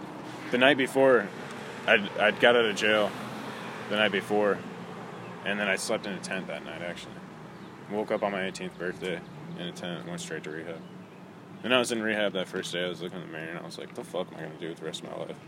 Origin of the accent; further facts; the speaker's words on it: Hartford, Connecticut, United States; moved away; I was born in Connecticut. Okay. In Hartford.